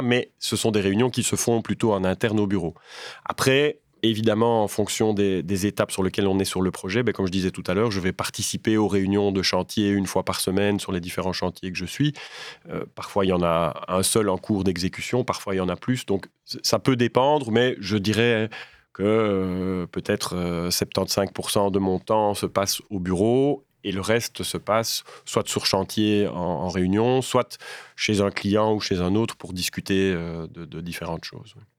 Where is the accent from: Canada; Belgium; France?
Belgium; Waremme, Wallonia; je viens de Warem